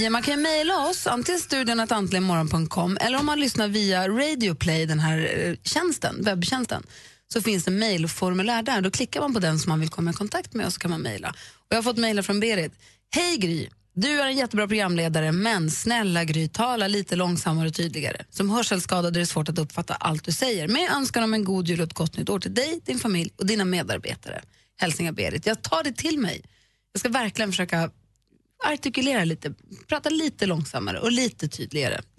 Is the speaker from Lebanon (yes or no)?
yes; Lebanon; Jag kommer själv från Libanon och är kristen och vi firar julen där